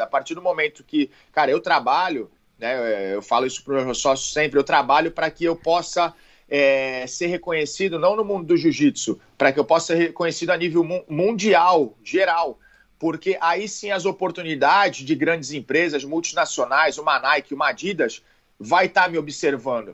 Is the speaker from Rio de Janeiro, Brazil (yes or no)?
no; Santos, São Paulo, Brazil; Eu sou de Santos